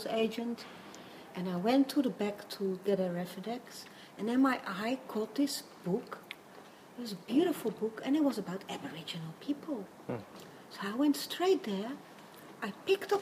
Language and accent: English; Netherlands; moved away as an adult; also born or lived in New York; now in Australia; I'm from Holland